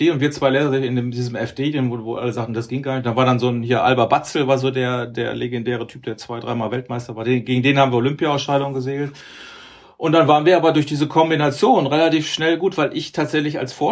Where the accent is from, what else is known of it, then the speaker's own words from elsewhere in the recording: Duisburg, North Rhine-Westphalia, Germany; Ich komme ja auch aus der Ecke da, Duisburg.